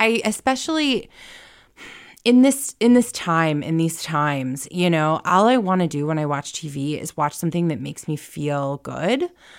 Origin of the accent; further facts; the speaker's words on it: the South, United States; And I'm from the South, and it's tough.